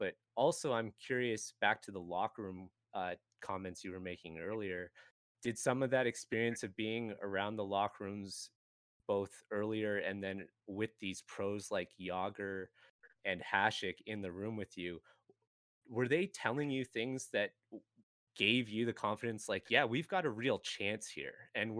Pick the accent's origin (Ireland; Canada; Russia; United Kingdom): Canada; I grew up in Canada